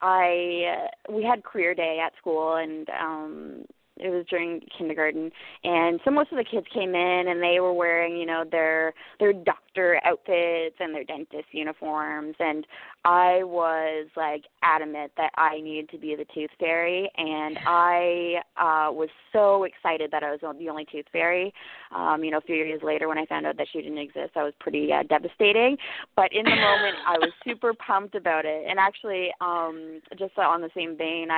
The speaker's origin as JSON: {"language": "English", "town": "Ottawa", "region": "Ontario", "country": "Canada", "tie": "born or raised there", "also_born_or_lived": "Trinidad / Barbados", "said": "I was born and raised in Ottawa, Canada, beautiful capital of Canada"}